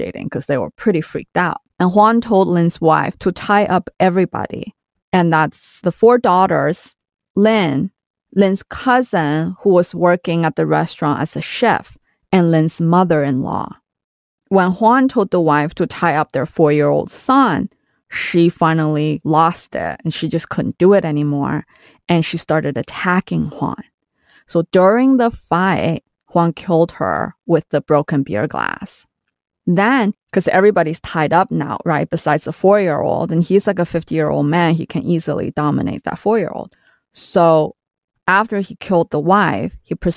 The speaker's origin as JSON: {"language": "English", "country": "China", "tie": "born or raised there", "said": "I grew up in China in the 90s"}